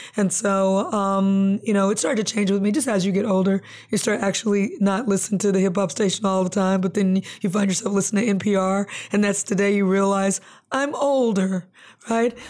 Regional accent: Compton, California, United States; also born or lived in Lynwood / Long Beach; growing up in Compton, Linwood, Long Beach

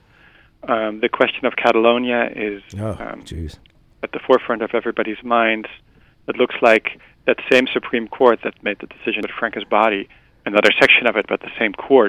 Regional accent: Netherlands; I'm from the Netherlands

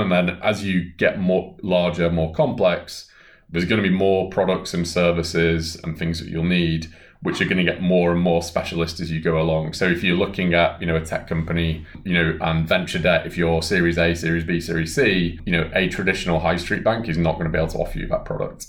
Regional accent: Bolton, North West England, United Kingdom; my hometown of Bolton

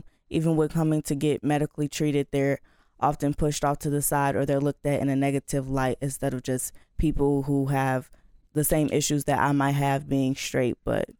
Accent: Chicago, Illinois, United States; I attend the University of Iowa, and I'm from Chicago.

